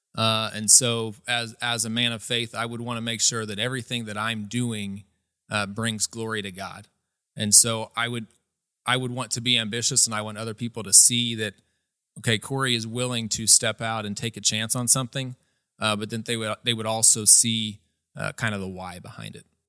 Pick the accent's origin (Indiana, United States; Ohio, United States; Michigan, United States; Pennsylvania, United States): Indiana, United States; Atlanta; I grew up here in Atlanta, Indiana.